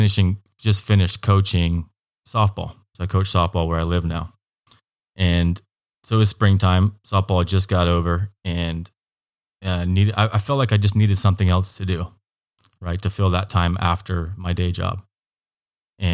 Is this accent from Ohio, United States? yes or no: no; Hood River, Oregon, United States; also born or lived in Eugene, Oregon; I grew up in Hood River, Oregon. Went to high school there. Graduated in 2000 and took off to Eugene, Oregon. Spent a couple of years at Lane Community College